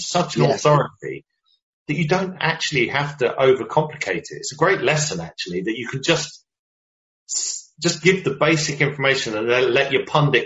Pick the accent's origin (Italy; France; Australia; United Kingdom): United Kingdom; I'm a British guy